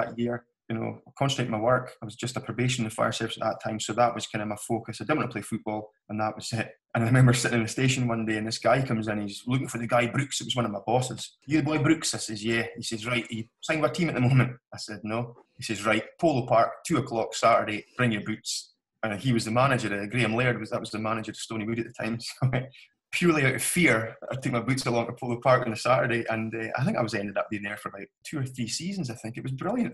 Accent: Strathspey, Scotland, United Kingdom; my home club, my hometown team.

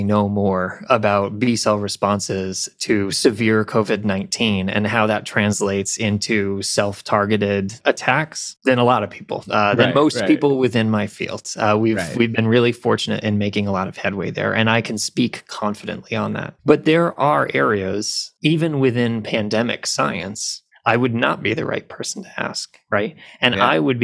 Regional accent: upstate New York, United States; now in Atlanta, United States; grew up in upstate New York

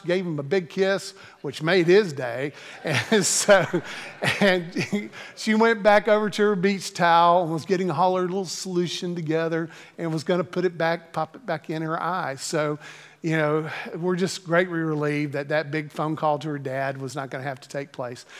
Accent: Greensboro, North Carolina, United States; I had the opportunity to serve in my home church in Greensboro, North Carolina. Um, I, eh, had grown up in this church and, uh, graduated from the university that was in my hometown.

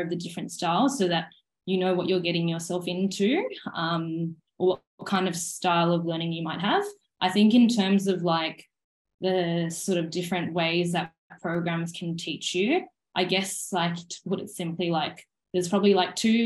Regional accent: Sydney, New South Wales, Australia; moved away as an adult; also born or lived in Queensland; I'm from Sydney, even though I studied in Queensland, I'd come to Sydney during my uni holidays

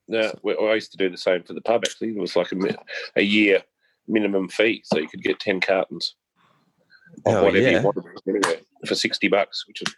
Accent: Harrietville, Victoria, Australia; I'm from Harrietville, mate.

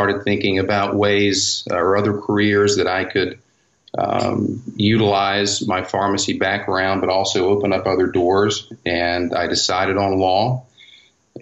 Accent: West Virginia, United States; We grew up in West Virginia

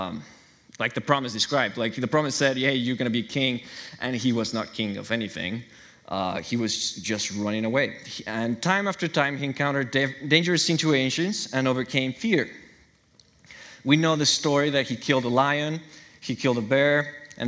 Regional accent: Chihuahua, Mexico; moved away as an adult; now in Newburgh, United States; I'm from Mexico. My parents raised me and my brothers in the church

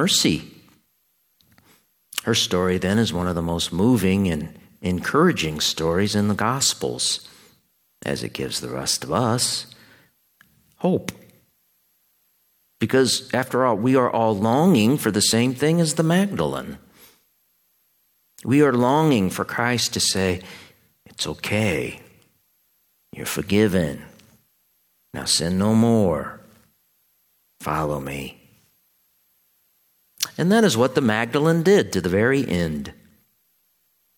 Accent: Quincy, Illinois, United States; My hometown, Quincy, Illinois, is on the most western tip of Illinois

